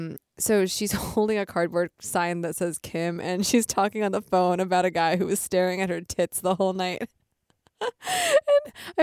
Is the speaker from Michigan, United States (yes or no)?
yes; Michigan, United States; Born in Michigan. {S1} Right. {S0} I'm from Michigan.